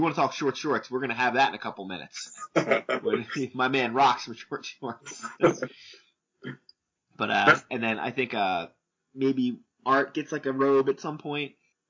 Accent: New Jersey, United States; I'm from New Jersey after all.

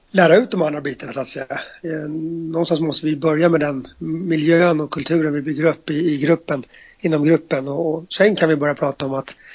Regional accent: Stockholm, Stockholm County, Sweden; Eh, eller jag som stockholmare flyttar till ett annat land.

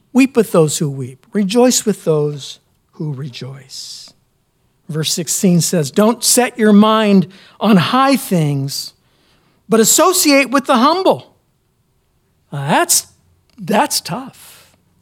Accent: United States; as American Christians

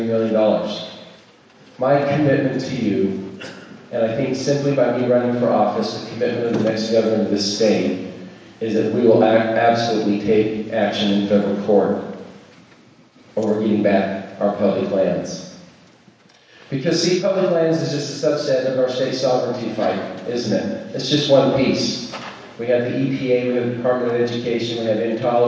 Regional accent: Taylorsville, Utah, United States; moved away as an adult; also born or lived in Richfield, Utah / Silicon Valley / Alabama / North Carolina; I was born in Richfield, grew up in Taylorsville

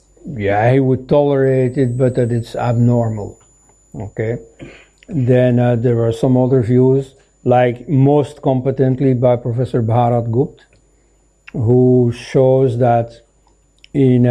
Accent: Belgium; I am from Belgium

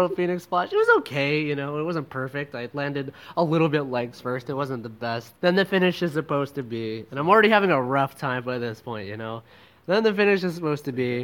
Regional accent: Canada; now in Philippines; I'm just a Canadian boy out here in the Philippines

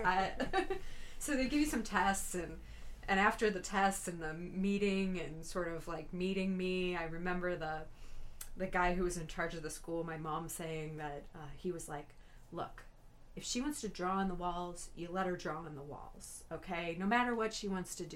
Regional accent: St. Louis, Missouri, United States; I've born and raised in St. Louis

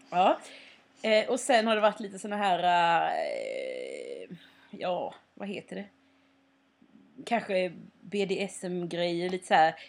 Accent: Småland, Sweden; moved away; när jag är hemma i Småland då mm. har det ju hänt att jag har liksom gått ut i skogen och plockat svamp med typ min syster eller min familj

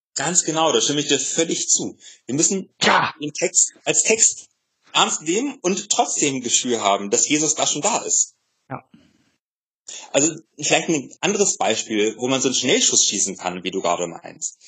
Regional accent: Germany; wir als Deutsche

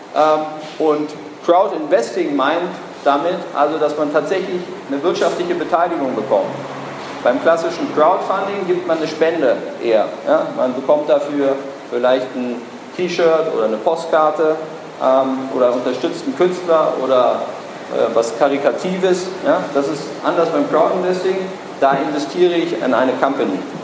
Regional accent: Berlin, Germany; ich bin Berliner

